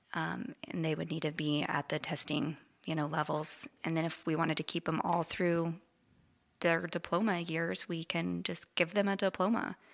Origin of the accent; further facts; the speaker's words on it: Parsons, Kansas, United States; moved away as an adult; I grew up in Parsons